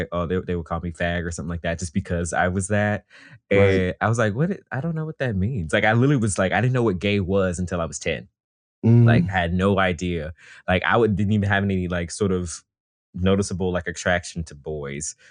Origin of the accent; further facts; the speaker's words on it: Atlanta, Georgia, United States; now in Brooklyn, United States; I grew up in the Atlanta area in DeKalb County, which is very majority Black